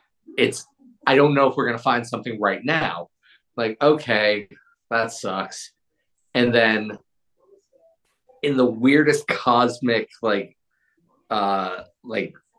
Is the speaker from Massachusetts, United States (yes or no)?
yes; Massachusetts, United States; also born or lived in New Jersey; I'm actually born and raised in Massachusetts.